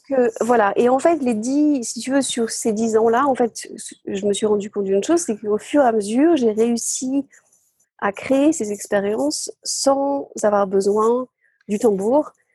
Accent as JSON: {"language": "French", "area": "the Somme", "region": "Hauts-de-France", "country": "France", "tie": "born or raised there", "moved": "yes", "lives_now": "Glasgow, United Kingdom", "said": "je suis née dans, la Somme, dans le nord de la France. Je suis dans une ferme, en fait, euh, au bord de la mer."}